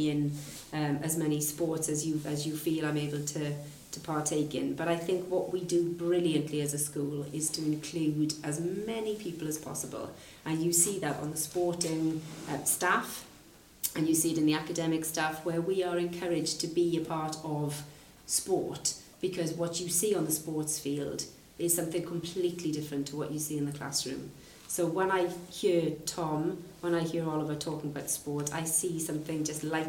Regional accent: Aberdeen, Scotland, United Kingdom; I grew up in Aberdeen, where sport, particularly rugby, was really fundamental to people who lived there

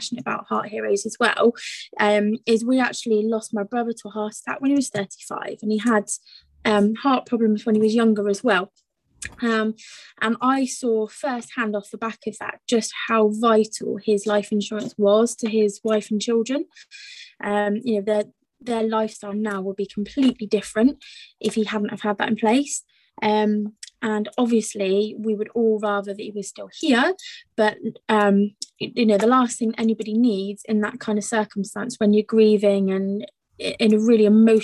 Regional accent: Gloucestershire, South West England, United Kingdom; I'm from Gloucestershire myself

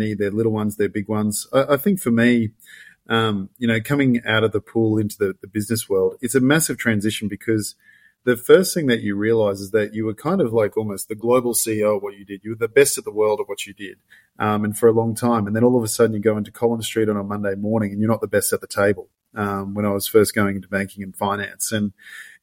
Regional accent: Gold Coast, Queensland, Australia; I grew up on the Gold Coast

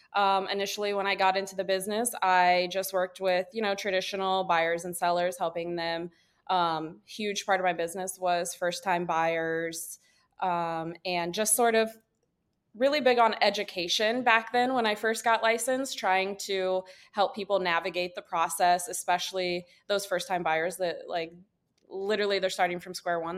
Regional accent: Wooster, Ohio, United States; also born or lived in Lakewood, Ohio; I'm from Northeast Ohio or, originally. I'm from a small town, um, Worcester. It's about forty-five minutes to an hour south of Cleveland. So growing up, like, our big city was always Cleveland.

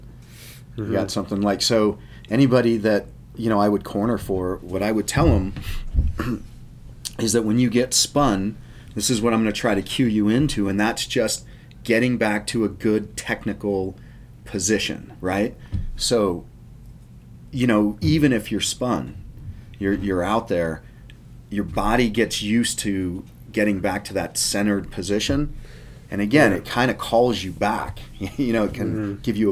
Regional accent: Colorado, United States; I grew up here in Colorado, and so there wasn't a lot of water

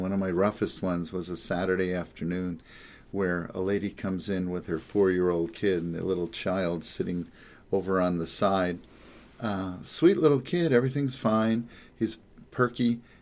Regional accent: the Jersey Shore, New Jersey, United States; also born or lived in New York; now in Los Angeles, United States; I come from New York and New Jersey, the Jersey Shore

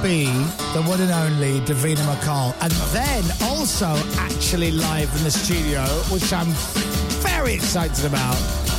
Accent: Leeds, Yorkshire and the Humber, United Kingdom; moved away; I'm from Leeds. Leeds is cool.

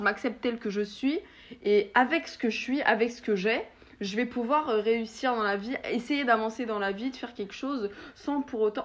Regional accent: France; en tant que Français

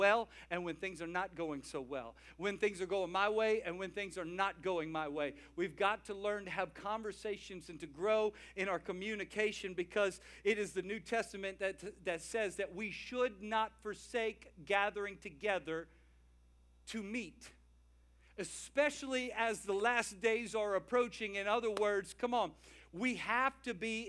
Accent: the South, United States; I'm from the South

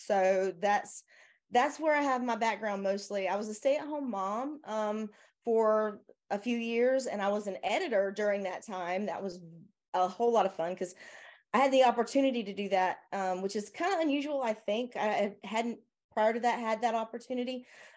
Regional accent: the South, United States; accent: southern; my southern accent

